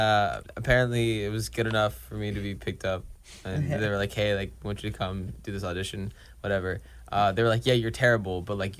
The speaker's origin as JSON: {"language": "English", "town": "Mount Pleasant", "region": "North Carolina", "country": "United States", "tie": "born or raised there", "said": "Mount Pleasant. I grew up in like a really small country town."}